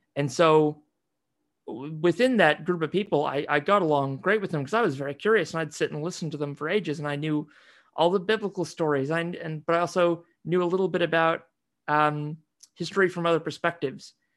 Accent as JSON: {"language": "English", "country": "United States", "tie": "born or raised there", "said": "growing up in the States, you know, most of the time, seeing myself very much as an American"}